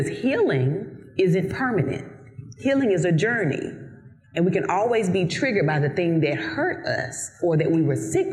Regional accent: Eden, North Carolina, United States; accent: Southern; moved away; I'm from North Carolina, from a very small town called Eden, North Carolina.

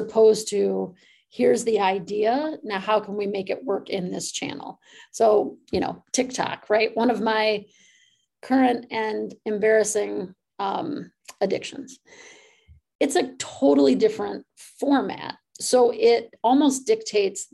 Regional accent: Midwest, United States; moved away; also born or lived in California; I'm from the Midwest

